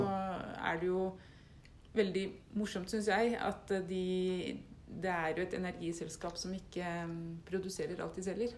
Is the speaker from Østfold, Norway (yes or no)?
yes; Rygge, Østfold, Norway; now in Våler, Norway; Jeg bor faktisk i Våler, men jeg, ja, kommer, jeg vokste opp i Rygge